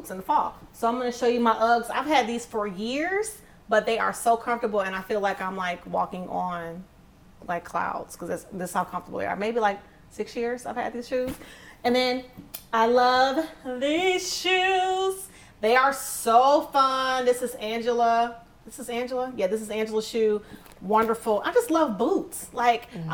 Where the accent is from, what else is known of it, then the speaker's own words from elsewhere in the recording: Michigan, United States; I'm from Michigan